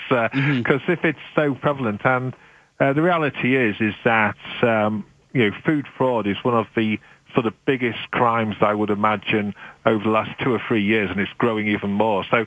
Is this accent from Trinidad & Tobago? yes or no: no; United Kingdom; now in Canada; being British